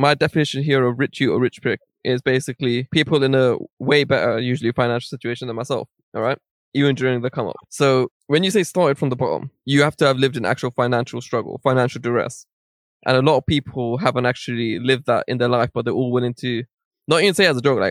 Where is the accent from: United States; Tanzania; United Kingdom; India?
United Kingdom; London; I was born in Central Middlesex Hospital in Northwest London.